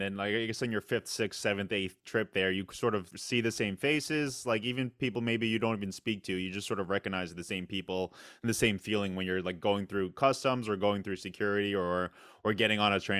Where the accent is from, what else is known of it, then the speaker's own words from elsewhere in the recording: New York, United States; I'm from New York